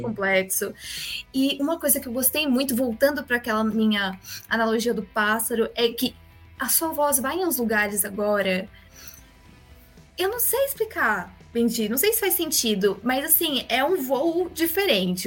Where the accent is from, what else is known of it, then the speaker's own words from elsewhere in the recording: Brazil; sendo brasileiros